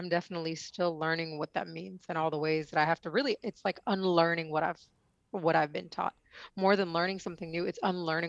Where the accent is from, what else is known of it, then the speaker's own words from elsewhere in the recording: India; I mean, I come from India, the land of the Kama Sutra, and we don't learn it.